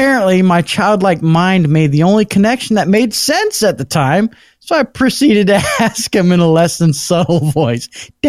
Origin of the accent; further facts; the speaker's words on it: Toronto, Ontario, Canada; I'm from Toronto, Ontario, Canada.